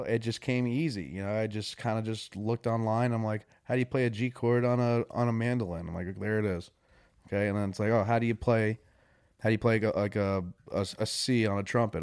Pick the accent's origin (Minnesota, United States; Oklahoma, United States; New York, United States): New York, United States; Warwick; moved away as an adult; also born or lived in New Jersey / Florida / West Virginia; now in Nashville, United States; I grew up in Warwick, New York, where it's farm town